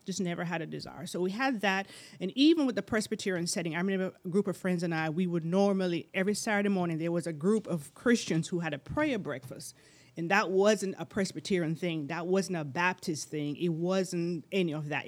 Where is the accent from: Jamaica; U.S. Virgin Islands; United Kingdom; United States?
Jamaica; moved away; I'm from Jamaica originally.